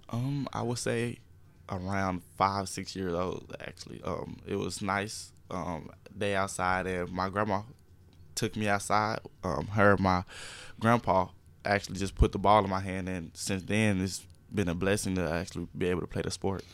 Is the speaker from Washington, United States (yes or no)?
no; Jacksonville, Arkansas, United States; being from Jacksonville, um, knowing everyone and just knowing that the community is behind me.